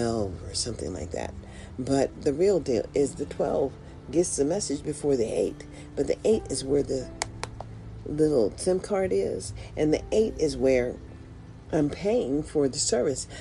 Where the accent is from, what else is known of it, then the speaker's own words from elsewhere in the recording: United States; I was proud to be an American